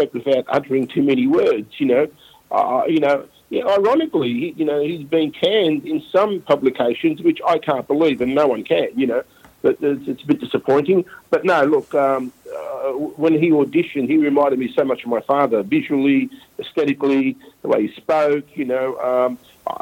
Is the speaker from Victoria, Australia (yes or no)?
yes; Melbourne, Victoria, Australia; also born or lived in Footscray; I was born in Footscray, so I grew up in and around West Melbourne, Victoria Market.